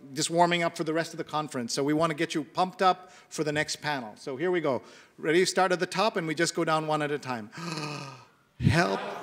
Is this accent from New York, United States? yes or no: yes; New York, United States; I'm from New York